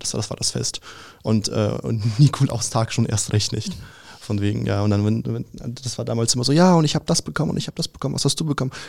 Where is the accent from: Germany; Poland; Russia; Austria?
Russia; also ich bin ja Russe und bei uns gibt es halt keinen Weihnachten am 24.